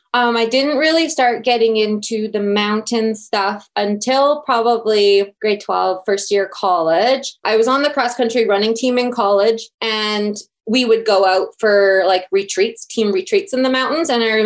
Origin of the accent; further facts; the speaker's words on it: Red Deer, Alberta, Canada; Everyone just assumes I'm from Calgary or from Banff. So I've really started to talk more about Red Deer in my stories.